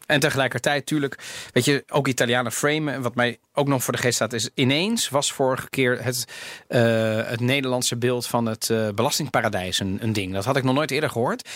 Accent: Netherlands; ik ben in Nederland opgegroeid

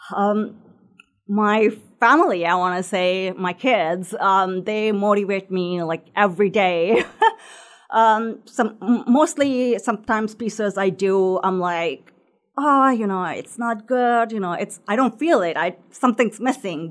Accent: Sri Lanka; moved away as an adult; also born or lived in Indianapolis; now in Noblesville, United States; grew up in Sri Lanka, which is a small island right off the ocean of India.

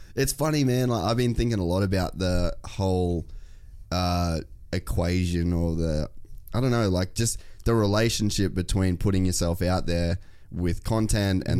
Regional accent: Cairns, Queensland, Australia; moved away; I'm from Cairns

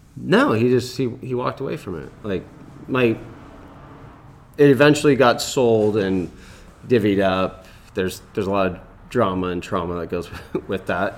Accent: Lakewood, California, United States; I grew up in Lakewood, California

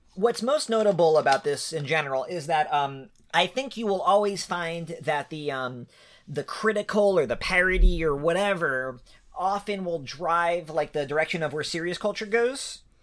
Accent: New York, United States; now in Ohio, United States; I'm originally a New Yorker

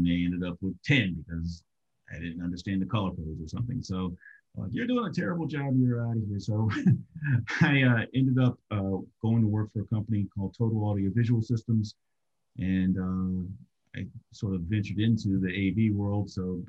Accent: Maryland, United States; also born or lived in Washington, D.C.; I was born in Georgetown, Washington, D.C., but I grew up in the initial part of my life primarily in suburban Maryland.

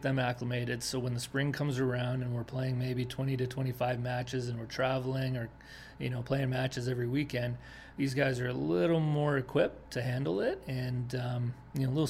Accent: Denmark; moved away; also born or lived in Winnipeg, Canada / South Carolina; I was born and raised in Denmark

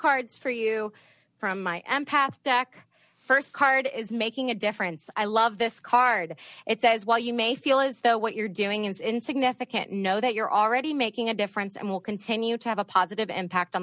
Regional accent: Northern Virginia, United States; moved away; I grew up in Northern Virginia

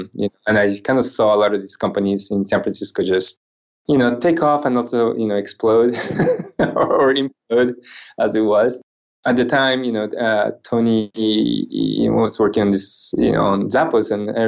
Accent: Japan; English is a second language; also born or lived in Guatemala / Central America; my accent might sound a little strange to some. I am originally from Japan, although I was born in Guatemala. My mom is from Central America. My dad was Japanese. So, I grew up going to school in Central America and Japan. I went to high school in Japan.

